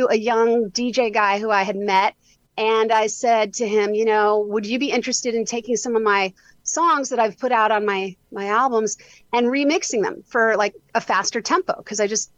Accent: New York City, New York, United States; I grew up in New York City

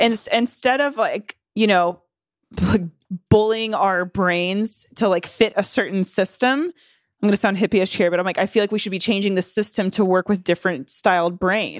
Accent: North Carolina, United States; I grew up in the South. I grew up in North Carolina.

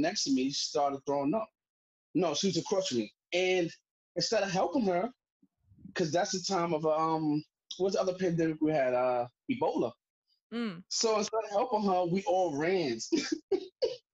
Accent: New York City, New York, United States; as a New Yorker

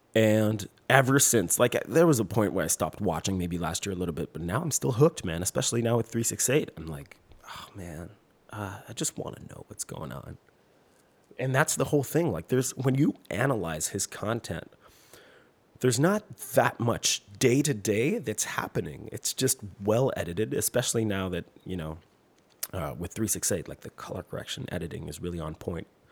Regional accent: Quebec, Canada; accent: French; English is a second language

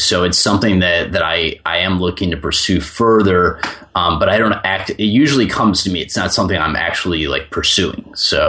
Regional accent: Chicago, Illinois, United States; So I grew up listening to rock music, and I grew up in Chicago.

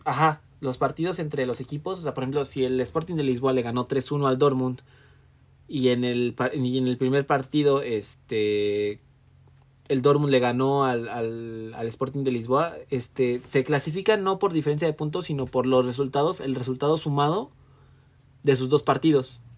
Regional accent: Mexico; soy mexicano

